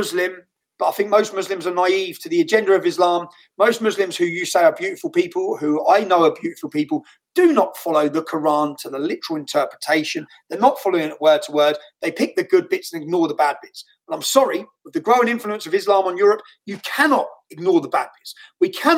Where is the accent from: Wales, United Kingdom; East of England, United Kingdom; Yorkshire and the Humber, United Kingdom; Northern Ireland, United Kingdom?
East of England, United Kingdom; Luton; Luton Town Centre, my hometown